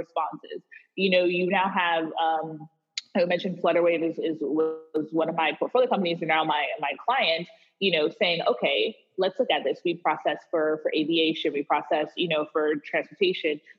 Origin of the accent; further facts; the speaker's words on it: Wisconsin, United States; I was born in Wisconsin